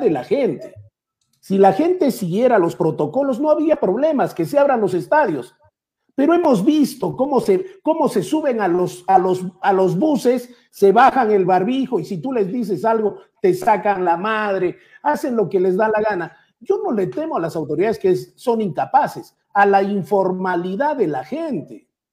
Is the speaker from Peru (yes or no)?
yes; Peru; somos peruanos